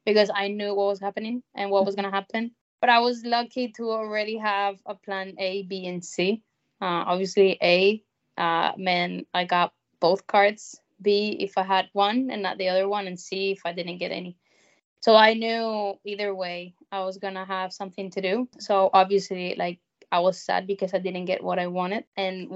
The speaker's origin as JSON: {"language": "English", "country": "Spain", "tie": "born or raised there", "also_born_or_lived": "South Carolina, United States", "moved": "as an adult", "said": "my hometown with my family"}